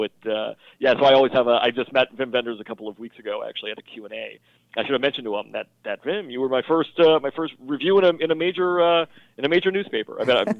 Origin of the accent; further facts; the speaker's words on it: Midwest, United States; growing up in the Midwest, watching him and Gene Siskel on sneak previews